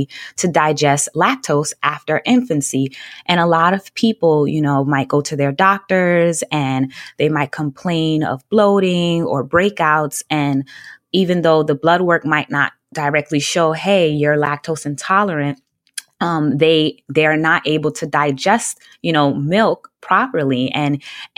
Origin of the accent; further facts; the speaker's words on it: New York City, New York, United States; I grew up in Brooklyn, New York, and my family is all from Jamaica. I'm the only one born here in the U.S.